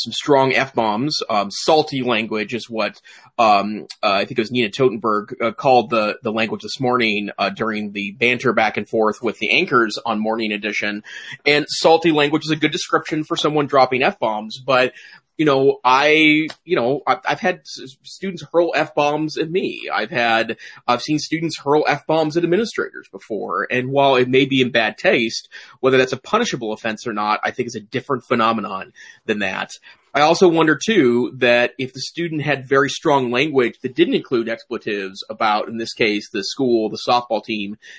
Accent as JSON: {"language": "English", "town": "Great Falls", "region": "Montana", "country": "United States", "tie": "born or raised there", "also_born_or_lived": "Missoula, Montana", "said": "I taught briefly in my hometown, Great Falls, Montana"}